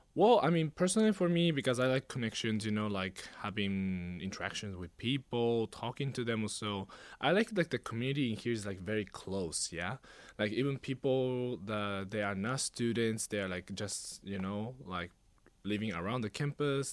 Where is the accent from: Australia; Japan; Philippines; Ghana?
Japan; moved away as an adult; now in Hawaii, United States; I was born in Japan, unlike my sister, uh, and I was also raised there all my life